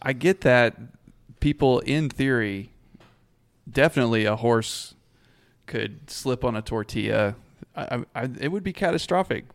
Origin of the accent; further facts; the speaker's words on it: Abilene, Texas, United States; I grew up around Abilene